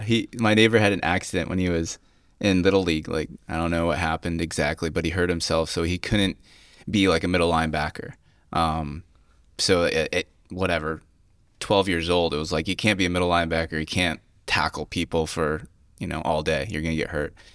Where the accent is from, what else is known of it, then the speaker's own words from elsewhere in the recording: Cayuga Lake, New York, United States; where I grew up on Cuyca Lake.